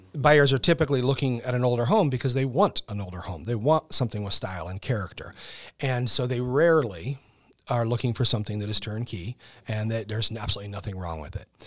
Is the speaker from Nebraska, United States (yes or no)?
yes; Fairbury, Nebraska, United States; now in Omaha, United States; I wasn't from here. I'm from Fairbury, Nebraska, and so I moved here in the late '90s